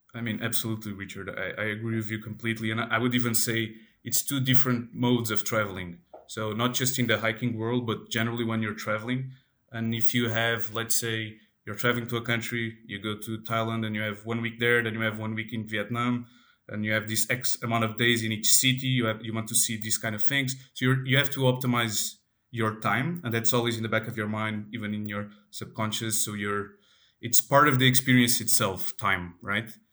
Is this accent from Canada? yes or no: no; Portugal; I am from Portugal, and I am from, uh, let's say, a rural area